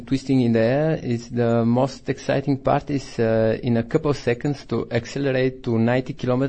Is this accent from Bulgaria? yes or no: yes; Bulgaria; moved away; I'm from Bulgaria.